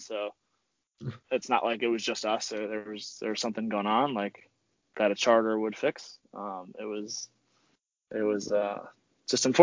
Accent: Spain; now in United States; I'm originally from Spain

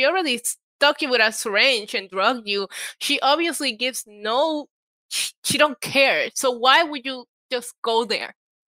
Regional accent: Puerto Rico; also born or lived in New York; I grew up in Puerto Rico

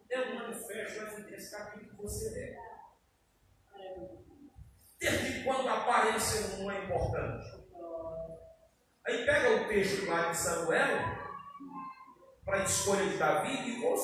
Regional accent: Baturité, Ceará, Brazil; Eu vim lá de Baturité

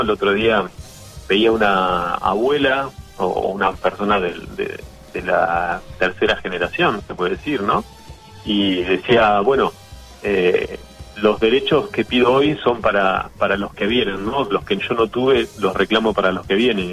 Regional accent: Argentina; como argentino

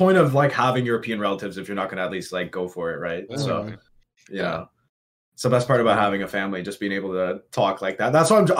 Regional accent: Toronto, Ontario, Canada; I grew up in Ontario, the Toronto, I have the Toronto, like, I don't speak like a Toronto man, so I just talk like a normal Canadian guy, right?

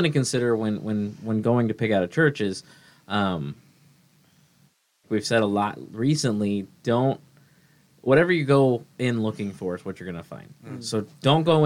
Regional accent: Kearney, Missouri, United States; now in Lehigh Acres, United States; I experienced a cult come through my hometown that convinced a lot of teenagers to move to Ohio from Kearney, Missouri

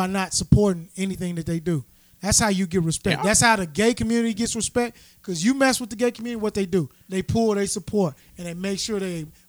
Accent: Arkansas, United States; I come from Arkansas

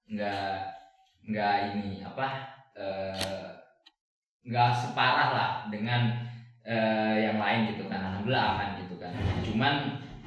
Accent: Palu, Central Sulawesi, Indonesia; aku kan dari kota Palu

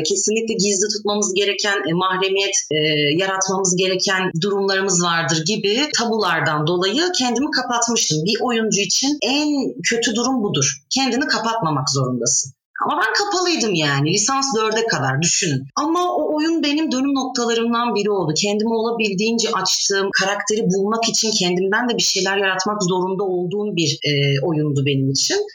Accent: Adana, Turkey; moved away as an adult; also born or lived in Şanlıurfa / Bursa; now in Sivas, Turkey; 25 yaşındayım. 22 Kasım 1995 yılında dünyaya geldim. Ee, Şanlıurfa doğumluyum. 3 aylık iken ben Adana'ya göçmüş ailem. Yani ikinci memleketim Adana aslında. Akabinde 18'ime kadar Adana'da e, okudum.

